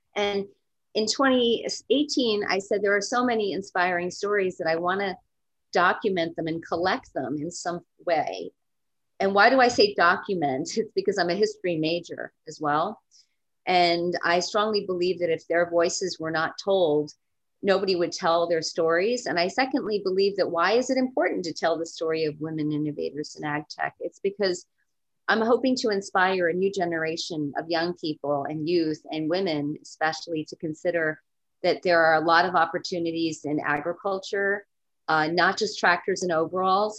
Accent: East Coast, United States; also born or lived in California; I am from the East Coast, and I've lived in California before

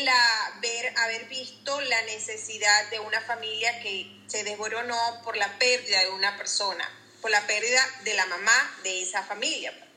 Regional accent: Venezuela; moved away as an adult; now in Jacksonville, United States; yo soy de Venezuela

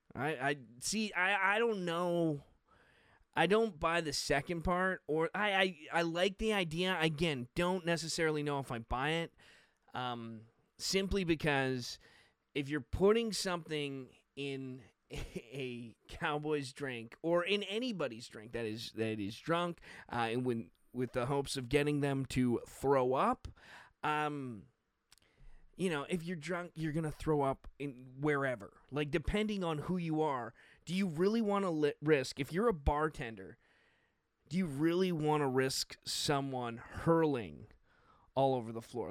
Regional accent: Canada; being a Canadian

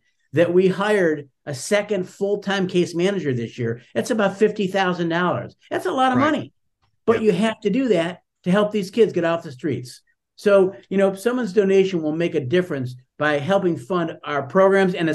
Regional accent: Buffalo, New York, United States; I'm from Buffalo, New York

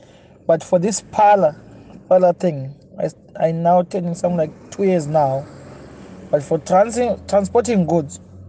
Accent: Murewa, Mashonaland East, Zimbabwe; also born or lived in Mutare, Zimbabwe; now in Bindura, Zimbabwe; I was born in Mutare, grown up in Murewa, but now I'm based in Bindura, Maninga.

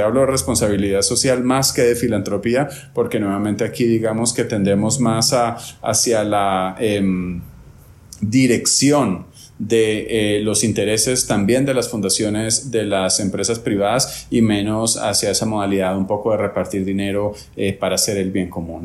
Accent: Guatemala; now in Medellín, Colombia; soy guatemalteco

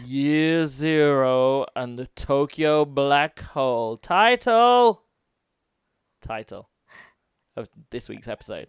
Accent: United Kingdom; now in Japan; I'm British

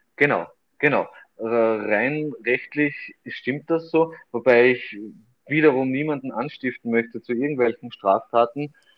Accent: Austria; hier bei uns in Österreich

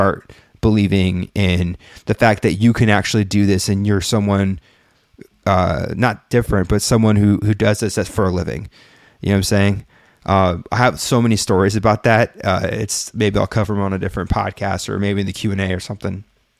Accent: Brookhaven, Mississippi, United States; I don't feel bad now because no one takes me serious in my hometown. Brookhaven, Mississippi.

